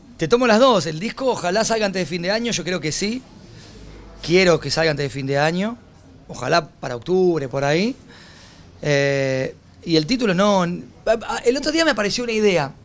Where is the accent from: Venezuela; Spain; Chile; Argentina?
Argentina; moved away as an adult; also born or lived in Mexico; Cuando volví a Argentina